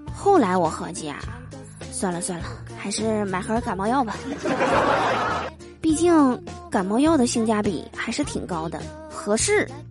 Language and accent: Chinese; Northeast China, China; 我们东北这边啊，最近呢是到时候了，早晚啊都特别的凉